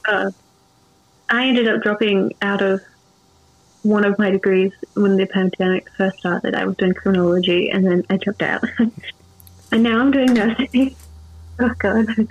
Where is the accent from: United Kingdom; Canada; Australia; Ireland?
Australia; Adelaide, South Australia; I'm from South Australia, or Adelaide